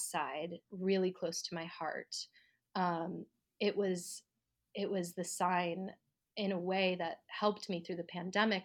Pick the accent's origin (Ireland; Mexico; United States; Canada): United States; Colorado; moved away as an adult; also born or lived in New York; I'm from Colorado